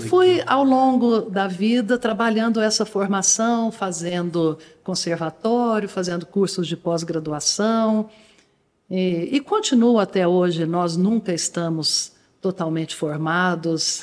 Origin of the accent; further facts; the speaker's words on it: Guaxupé, Minas Gerais, Brazil; also born or lived in Poços de Caldas; Nós morávamos em Guaxupé, passei minha infância em Guaxupé